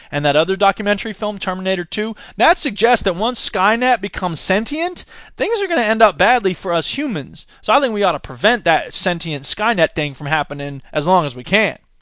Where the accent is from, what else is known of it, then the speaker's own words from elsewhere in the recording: Florida, United States; I'm from Florida.